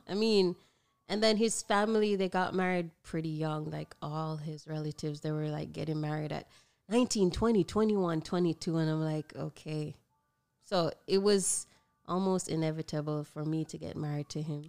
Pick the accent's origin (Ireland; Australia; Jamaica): Jamaica; Broad Creek; back in my hometown, Broad Creek